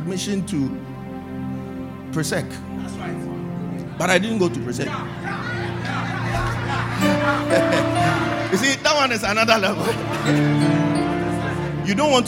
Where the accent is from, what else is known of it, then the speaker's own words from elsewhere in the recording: Tema, Greater Accra, Ghana; I grew up in Tema